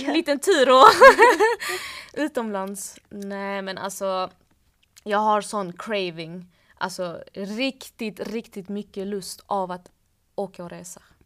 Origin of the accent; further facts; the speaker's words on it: Malmö, Skåne, Sweden; now in Stockholm, Sweden; hemma i Malmö säger vi